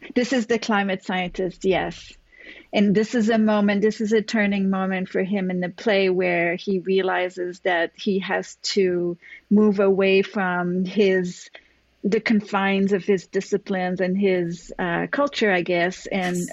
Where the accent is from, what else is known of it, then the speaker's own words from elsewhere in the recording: Montreal, Quebec, Canada; now in New York, United States; I'm originally from Canada